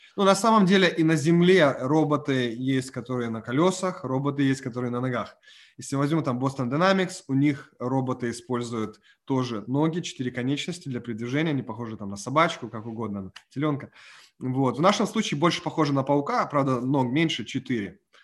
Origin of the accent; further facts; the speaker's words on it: Ukraine; moved away; я выходец с Украины